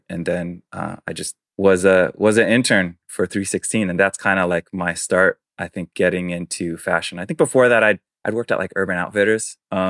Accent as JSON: {"language": "English", "region": "East Coast", "country": "United States", "tie": "born or raised there", "said": "which was a little bit different for me growing up on the East Coast."}